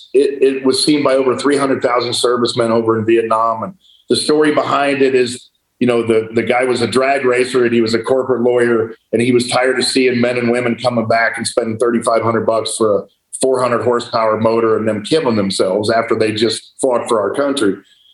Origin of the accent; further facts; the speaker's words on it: United States; as an American, you know, red-blooded American